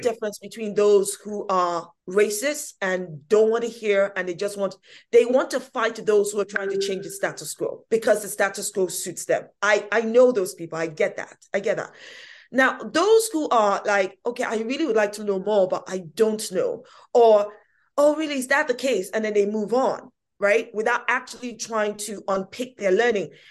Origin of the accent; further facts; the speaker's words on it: London, United Kingdom; I was born in this country, East London, Hackney, no less, yes, brilliant, Hackney.